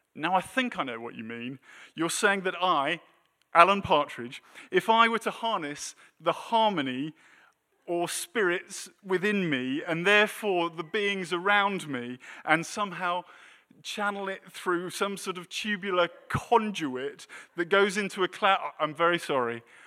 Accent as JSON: {"language": "English", "country": "United Kingdom", "moved": "as an adult", "lives_now": "United States", "said": "we're British"}